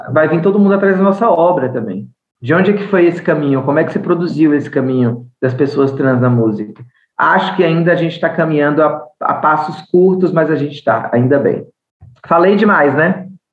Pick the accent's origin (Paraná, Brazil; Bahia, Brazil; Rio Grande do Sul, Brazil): Bahia, Brazil; accent: Bahian; moved away as an adult; now in São Paulo, Brazil; eu sou baiana, judia, nordestina